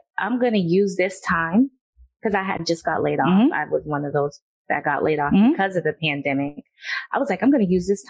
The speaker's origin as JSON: {"language": "English", "town": "Boston", "region": "Massachusetts", "country": "United States", "tie": "born or raised there", "said": "I'm from Boston, born and raised"}